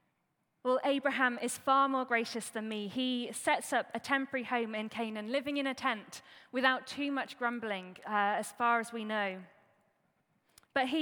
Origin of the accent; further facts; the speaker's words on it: Staffordshire, West Midlands, United Kingdom; I grew up in Staffordshire in the Midlands